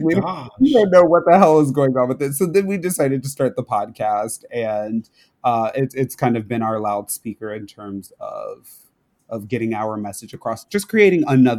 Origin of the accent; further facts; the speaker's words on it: Florida, United States; It was very jarring for us because, you know, we came from Florida